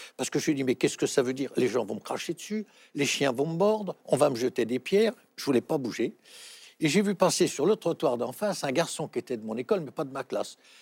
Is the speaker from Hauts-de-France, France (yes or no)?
no; Paris, Île-de-France, France; à l'école de la rue Le Pic, puisque vous le savez, je suis né à Montmartre